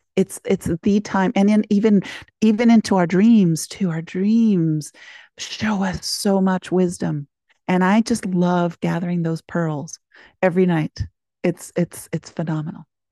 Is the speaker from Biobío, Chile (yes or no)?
yes; Concepción, Biobío, Chile; now in United States; I was born in Chile, in Concepcion